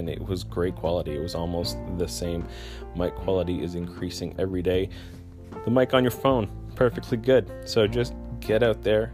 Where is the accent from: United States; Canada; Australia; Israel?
Canada; I'm Canadian